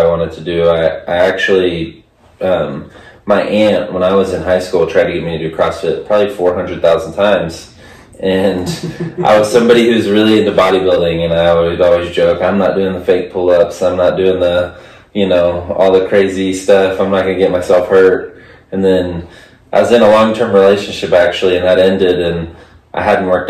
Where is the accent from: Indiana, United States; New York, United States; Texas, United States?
Texas, United States; moved away as an adult; now in Arizona, United States; I'm from Texas